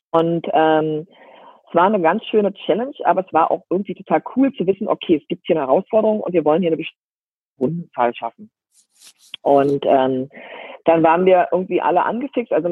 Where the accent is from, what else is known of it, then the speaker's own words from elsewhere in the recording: Berlin, Germany; bin verheiratet, lebe ähm, ähm, am Rande von Berlin. Also ich bin groß geworden in Berlin und ähm, mit den Kindern dann aufs Land gezogen, habe es auch lieben gelernt. Am Anfang war das nicht so einfach, weil ich doch ein Stadtkind war oder ein Stadtmensch äh, war.